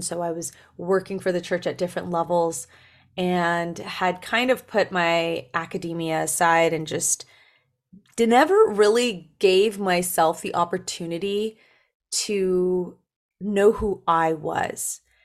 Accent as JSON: {"language": "English", "town": "Berrien Springs", "region": "Michigan", "country": "United States", "tie": "born or raised there", "moved": "yes", "said": "I was born in Berrien Springs, Michigan"}